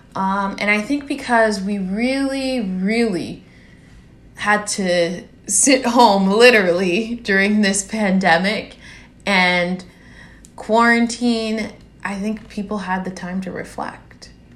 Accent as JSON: {"language": "English", "country": "United States", "tie": "born or raised there", "said": "as a black girl growing up in America, with immigrant parents from Haiti"}